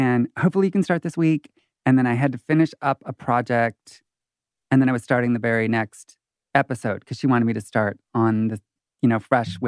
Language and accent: English; Michigan, United States; also born or lived in Oklahoma; now in Los Angeles, United States; I'm originally from Michigan, but I was living in Oklahoma.